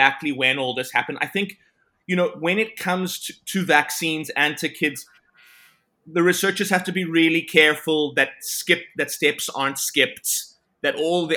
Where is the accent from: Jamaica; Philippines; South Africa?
South Africa; Johannesburg, Gauteng; moved away as an adult; also born or lived in Cape Town, South Africa; now in Canada; originally born and bred in South Africa, Johannesburg, and then moved to Cape Town, where I did most of my medical training. And then I came to beautiful Canada